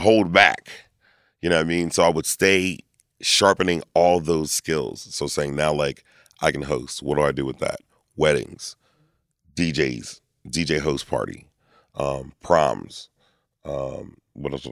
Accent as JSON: {"language": "English", "town": "Lancaster", "region": "Pennsylvania", "country": "United States", "tie": "born or raised there", "also_born_or_lived": "Reading, Pennsylvania", "said": "I was born in Redding, moved to Lancaster at, like, two. So, I was raised in Lancaster."}